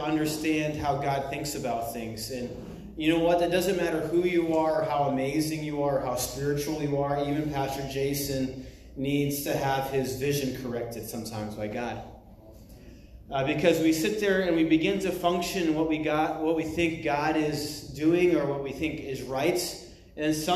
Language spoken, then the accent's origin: English; United States; moved away; also born or lived in China; being American